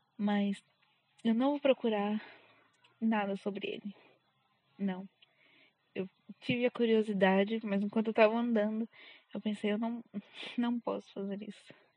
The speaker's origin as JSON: {"language": "Portuguese", "region": "São Paulo", "country": "Brazil", "accent": "paulistano", "said": "eu sou paulista. Então, às vezes eu acho que eu puxo muito R, apesar de todo paulistano falar que não tem sotaque. Eu sou extremamente paulistana"}